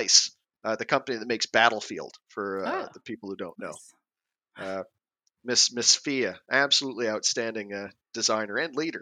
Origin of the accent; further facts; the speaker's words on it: Canada; first language English; moved away as an adult; also born or lived in Norway / Sweden; I'm Canadian, so I've, you know, been lucky enough to grow up around water during the summers